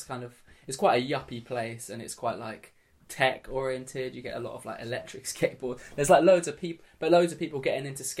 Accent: Brighton, South East England, United Kingdom; also born or lived in London / elsewhere in the UK; they moved here when I was really young

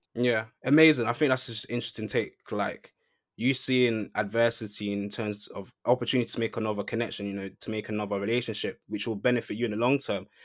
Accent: London, United Kingdom; moved away as an adult; now in Manchester, United Kingdom; I grew up in London. I come to Manchester to study.

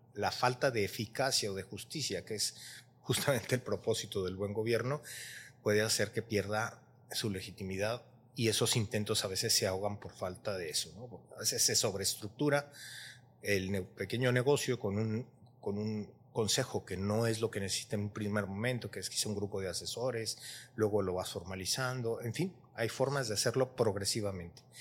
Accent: Mexico; nosotros con mexicanos siendo vecinos

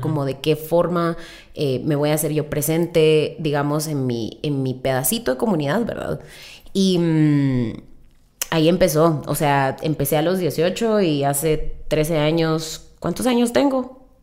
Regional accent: Mazatenango, Suchitepéquez, Guatemala; also born or lived in United States; now in Guatemala City, Guatemala; crecimos en Mazate.

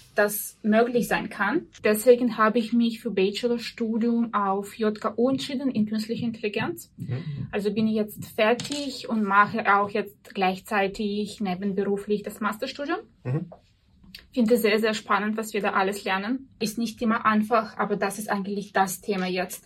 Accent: near Arkhangelsk, Arkhangelsk Oblast, Russia; German is a second language; moved away as an adult; also born or lived in Vienna, Austria; now in Austria; Ursprünglich komme ich aus Russland, wohne aber seit zehn Jahren hier in Österreich

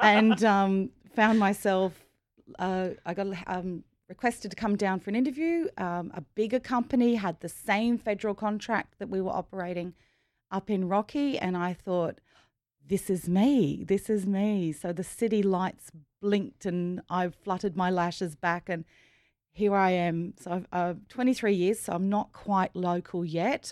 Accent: Rockhampton, Queensland, Australia; I grew up in, um, the biggest country town is just, is Rockhampton.

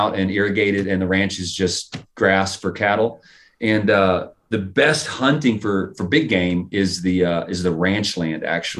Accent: Michigan, United States; now in Texas, United States; I grew up in Michigan

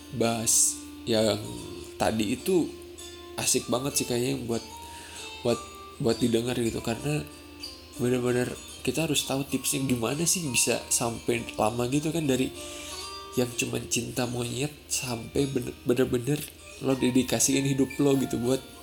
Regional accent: Sundanese lands, Tanah Sunda, Indonesia; first language Sundanese; Indonesian is a second language; moved away as an adult; aslinya gua tuh asli dari tanah Sunda gitu. Jadi, gua kelahiran Sunda, dan selama dua puluh dua tahun itu dari gua lahir sampai gua kuliah, eh, itu tuh pakai kata Sunda

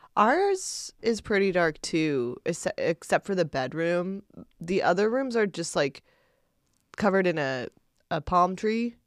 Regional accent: Indiana, United States; I grew up in Indiana

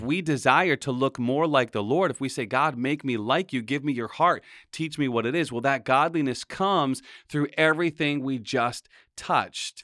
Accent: Pawtucket, Rhode Island, United States; we grew up in Pawtucket

